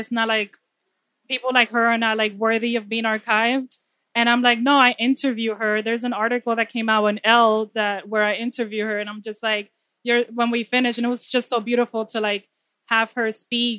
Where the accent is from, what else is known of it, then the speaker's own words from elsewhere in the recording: New York City, New York, United States; also born or lived in Dominican Republic; I'm from the Bronx